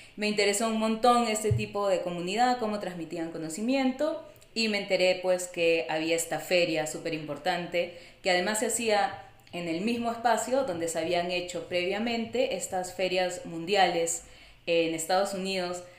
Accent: Lima, Peru; moved away as an adult; also born or lived in New York, United States; now in San Diego, United States; soy de Perú, soy de Lima

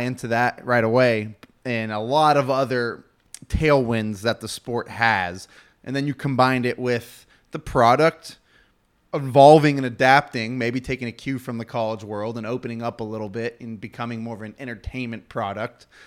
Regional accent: Houston, Texas, United States; I'm from Houston

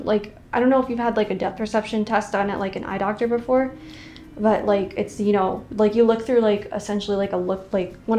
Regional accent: Orlando, Florida, United States; I'm from Orlando. I grew up in Orlando and went to UCF.

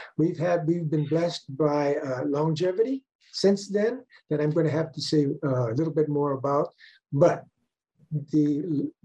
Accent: Maui, Hawaii, United States; now in Honolulu, United States; I was born and raised on Maui. So I'm a Maui boy from way back, pre-World War II.

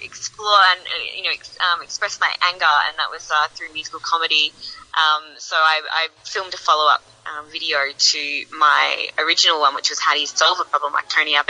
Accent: Geelong, Victoria, Australia; born or raised there; now in Melbourne, Australia

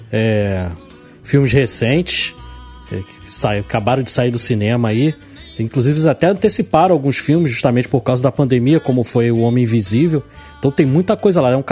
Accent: Rio de Janeiro, Brazil; Eu sou do Rio de Janeiro

